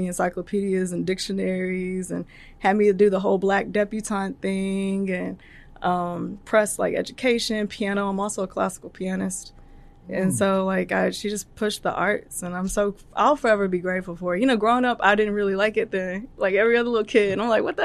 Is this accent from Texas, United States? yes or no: yes; Terrell, Texas, United States; I'm from Terrell, Texas